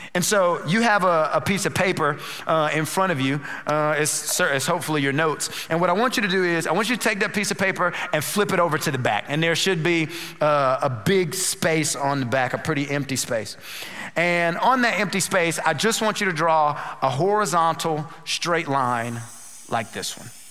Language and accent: English; North Carolina, United States; now in Houston, United States; We're originally from North Carolina.